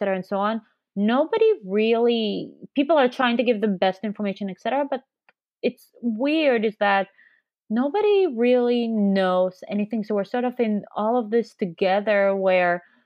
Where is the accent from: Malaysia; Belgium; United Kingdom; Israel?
Israel; now in San Francisco, United States; I'm also from Israel. I also consider it home.